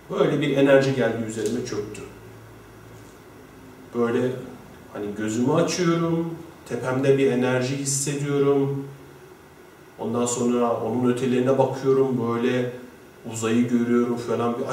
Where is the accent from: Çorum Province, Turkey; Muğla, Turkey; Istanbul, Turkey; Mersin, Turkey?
Mersin, Turkey; moved away as an adult; 18 Kasım 1976'da Mersin'de doğdum. Ee, Mersin Toros Lisesi'ni bitirdikten sonra Ankara Üniversitesi İletişim Fakültesi'ne 1994 yılında e, girdim.